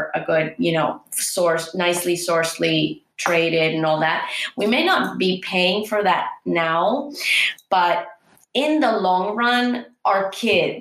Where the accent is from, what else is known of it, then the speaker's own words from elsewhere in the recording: Argentina; now in Texas, United States; I grew up in Argentina and I was always ashamed of being Peruvian